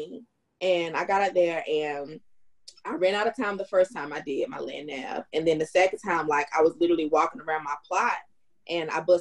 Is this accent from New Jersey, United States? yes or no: no; North Carolina, United States; growing up in the South, and then like in North Carolina